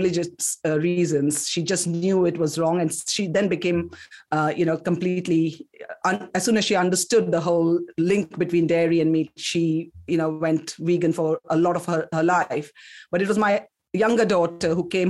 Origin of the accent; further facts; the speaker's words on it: Kolkata, West Bengal, India; also born or lived in South India; now in United Kingdom; I'm actually from South India, but I grew up in Calcutta